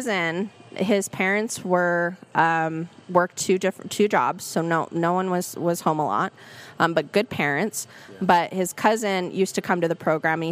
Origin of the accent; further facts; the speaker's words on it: Salt Lake City, Utah, United States; I went to West High. I grew up in Rose Park